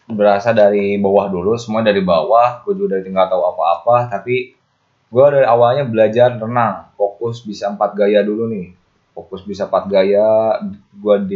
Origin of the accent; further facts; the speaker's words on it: West Java, Indonesia; Walaupun gue aslinya Kabupaten Bogor, tapi gue megang PRSI Kabupaten Karawang sebagai koordinator wasit Jawa Barat.